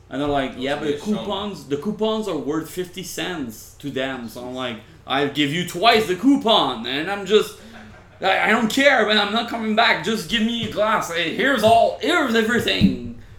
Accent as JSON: {"language": "English", "town": "Laval", "region": "Quebec", "country": "Canada", "tie": "born or raised there", "said": "Laval, which was my hometown."}